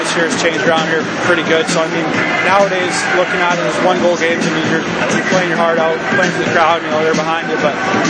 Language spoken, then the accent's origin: English; Lethbridge, Alberta, Canada; moved away as an adult; now in New England, United States; I'm from Alberta, so I went back home there for Christmas